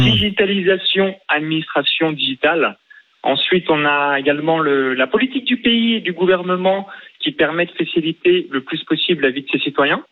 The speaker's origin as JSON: {"language": "French", "area": "near Chalon-sur-Saône", "region": "Bourgogne-Franche-Comté", "country": "France", "tie": "born or raised there", "moved": "yes", "lives_now": "Estonia"}